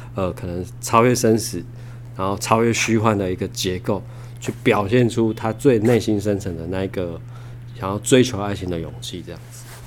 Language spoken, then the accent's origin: Chinese; Tainan, Taiwan; 住在台南的土生土长的孩子